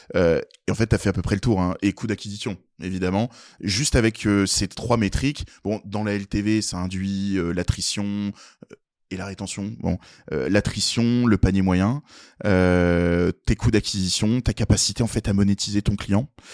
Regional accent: Nancy area, Grand Est, France; on vient de Nancy, euh, même on a grandi euh, tous les quatre dans des pauvres patelins, des petits villages.

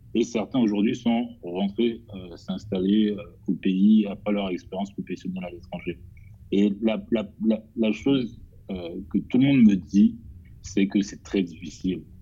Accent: Côte d’Ivoire; now in Paris, France; je suis ivoirien, j'ai grandi en Côte d'Ivoire

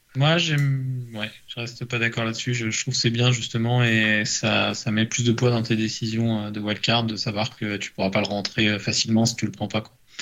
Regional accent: Paris, Île-de-France, France; je suis parisien

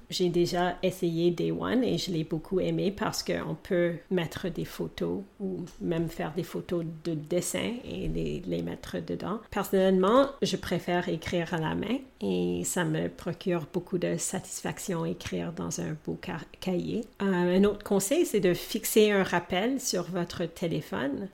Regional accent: Edmonton, Alberta, Canada; first language English; French is a second language; also born or lived in Thunder Bay, Ontario, Canada; Thunder Bay, dans la province de l'Ontario, au Canada. Mes parents sont originaires du Sri Lanka. Alors, eux, ils parlent deux langues différentes. Mon père parle le tamoul et ma mère le singalais, mais nous parlions l'anglais à la maison. Alors que j'ai eu quatre ans et demi, nous avons déménagé à Edmonton, qui est dans une autre province au Canada, l'Alberta

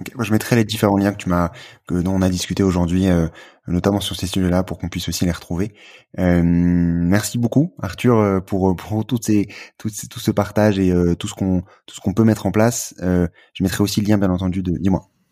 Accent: France; quand on est français

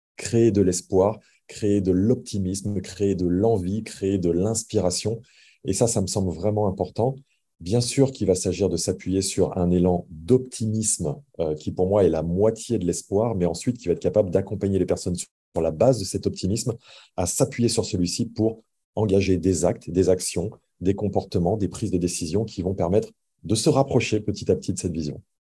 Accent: France; je suis français.

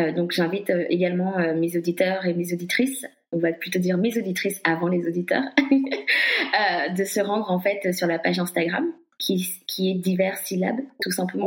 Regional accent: Guadeloupe; je suis guadeloupéenne

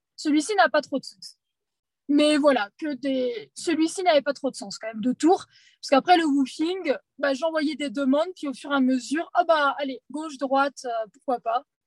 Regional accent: Poitiers, Nouvelle-Aquitaine, France; je suis de Poitiers

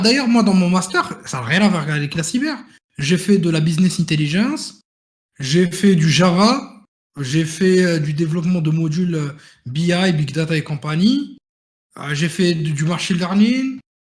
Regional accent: Morocco; moved away as an adult; now in France; je venais du Maroc

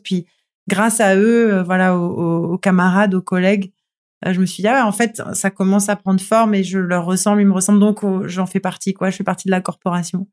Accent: Toulon, Provence-Alpes-Côte d'Azur, France; j'ai grandi à Toulon

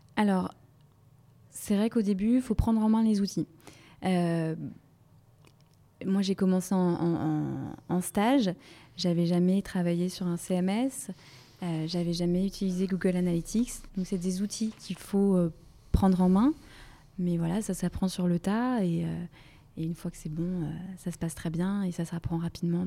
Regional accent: Brittany, France; moved away as an adult; now in Paris, France; je suis originaire de Bretagne

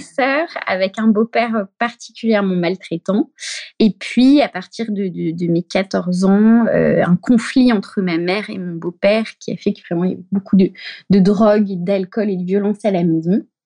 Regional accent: Brittany, France; moved away as an adult; also born or lived in Paris; je suis bretonne, moi

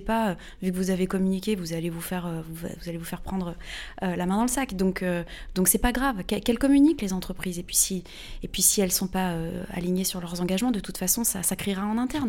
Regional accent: Normandy, France; also born or lived in Paris, France; now in Hossegor, France; je viens de Normandie à la base

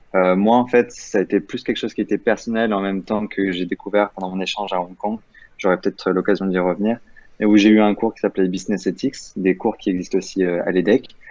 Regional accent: Nice, Provence-Alpes-Côte d'Azur, France; moi, je viens de, de Nice de base

